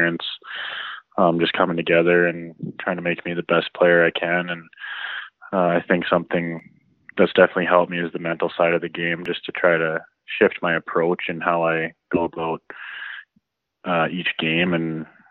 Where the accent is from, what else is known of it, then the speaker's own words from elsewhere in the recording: Edmonton, Alberta, Canada; We're both from Edmonton